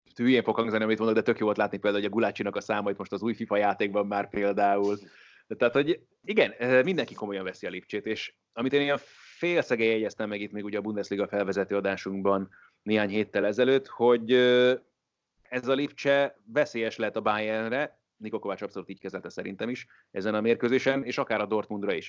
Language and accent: Hungarian; Hungary